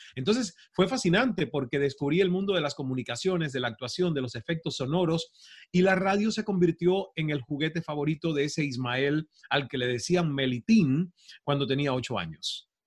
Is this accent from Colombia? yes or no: no; Santiago de Cuba, Cuba; moved away as an adult; also born or lived in Toronto, Canada / Mexico; yo soy del oriente del país, soy de Santiago de Cuba